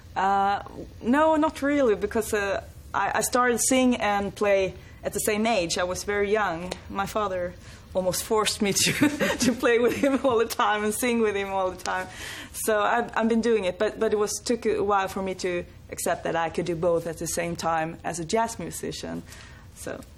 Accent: northern Sweden, Sweden; I was brought up in a very, very small uh, village in the north of Sweden.

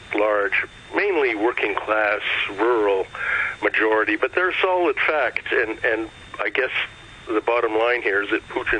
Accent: Canada; now in Russia; I grew up in Canada quite several decades ago

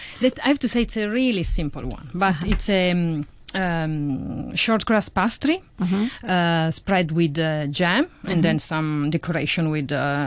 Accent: Italy; I have to say, to admit that my father is a foodie

